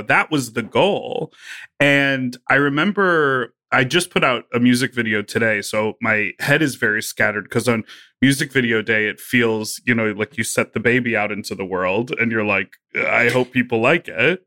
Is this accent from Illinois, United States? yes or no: yes; Evanston, Illinois, United States; also born or lived in Chicago; I was born and raised in Evanston